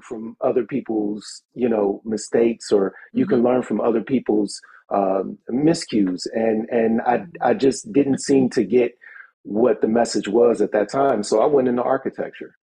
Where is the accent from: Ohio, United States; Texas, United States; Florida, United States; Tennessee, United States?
Ohio, United States; Cleveland; moved away; I'm from Cleveland originally